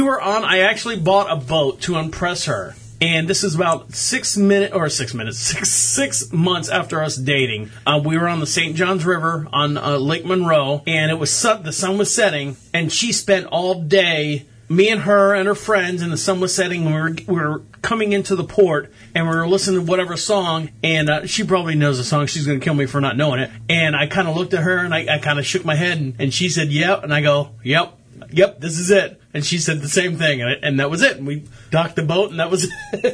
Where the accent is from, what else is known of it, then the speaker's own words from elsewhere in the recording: Orlando, Florida, United States; now in Marshville, United States; I was born and raised in Orlando. We moved up here to Charlotte, North Carolina